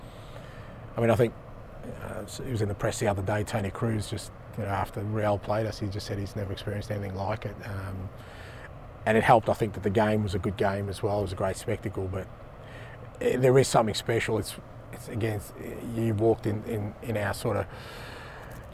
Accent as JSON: {"language": "English", "country": "Australia", "also_born_or_lived": "Japan", "moved": "as an adult", "lives_now": "Glasgow, United Kingdom", "said": "Being Australian"}